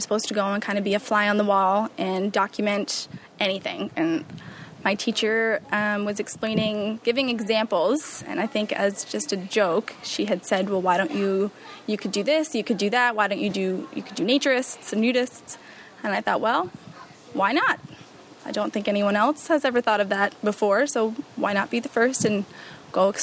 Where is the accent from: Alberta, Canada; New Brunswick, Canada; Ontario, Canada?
New Brunswick, Canada; Saint John; now in Belleville, Canada; I'm originally from St. John, New Brunswick